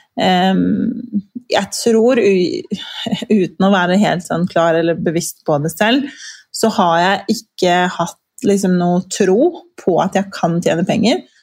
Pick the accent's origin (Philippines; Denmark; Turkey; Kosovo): Kosovo; now in Norway; jeg vokste jo opp i Kosovo